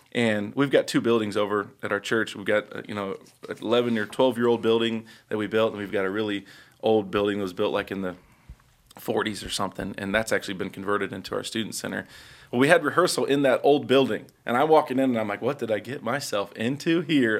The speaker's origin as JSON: {"language": "English", "town": "Indianapolis", "region": "Indiana", "country": "United States", "tie": "born or raised there", "said": "first four or five years of my life, I grew up on the west side of Indianapolis"}